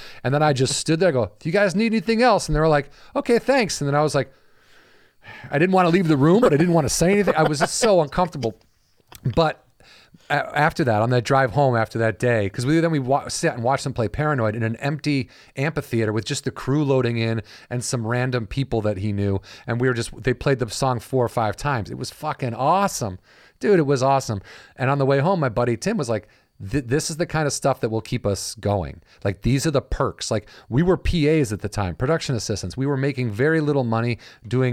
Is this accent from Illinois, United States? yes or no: yes; Illinois, United States; I'm from Illinois